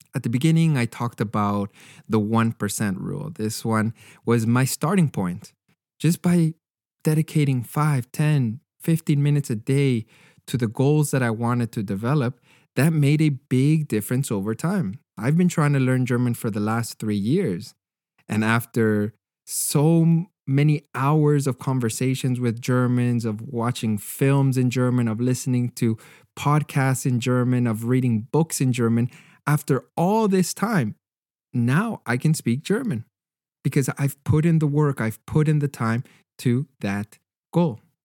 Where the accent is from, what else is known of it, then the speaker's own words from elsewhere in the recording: Canada; as a Canadian